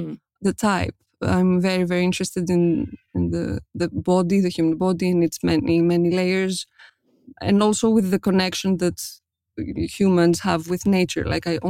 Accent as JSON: {"language": "English", "town": "Athens", "region": "Attica", "country": "Greece", "tie": "born or raised there", "second_language": "English", "said": "I was born and raised in Athens, Greece, and I'm a self-taught portrait photographer based in Greece."}